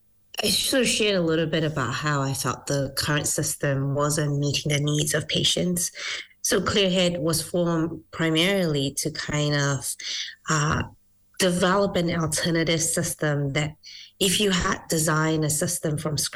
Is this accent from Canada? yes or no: no; Malaysia; now in New Zealand; So I was originally from Malaysia, migrated to New Zealand, and then went to university and did my first degree in neuroscience and psychology.